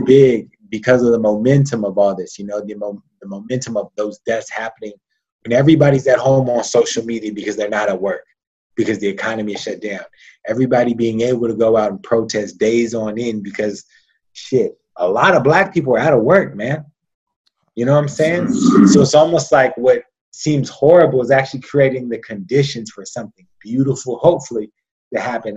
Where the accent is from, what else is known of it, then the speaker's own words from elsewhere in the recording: United States; I was American